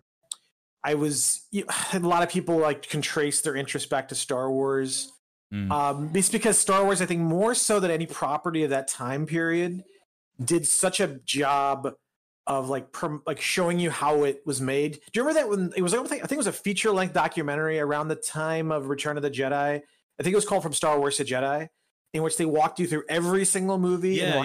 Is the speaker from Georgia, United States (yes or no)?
no; Northeast Indiana, United States; moved away as an adult; also born or lived in Massachusetts; I grew up in Indiana, Northeast Indiana